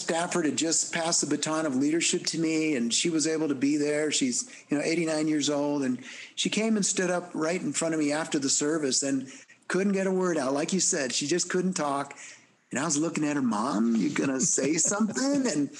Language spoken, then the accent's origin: English; El Salvador; born there; I mean, you all know I'm Hispanic, and that … I was born in El Salvador